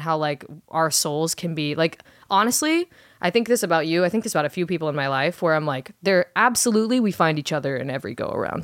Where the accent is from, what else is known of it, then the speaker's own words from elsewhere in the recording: Orange County, California, United States; my hometown of Orange County, California